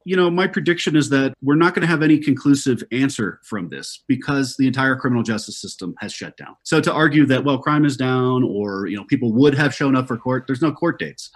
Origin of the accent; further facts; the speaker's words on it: Colorado, United States; my home state of Colorado